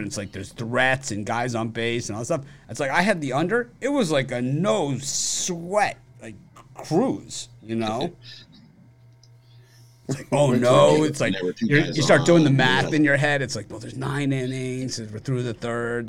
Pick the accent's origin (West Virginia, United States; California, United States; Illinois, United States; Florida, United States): Florida, United States; Miami; I grew up in Miami, which is a Spanish city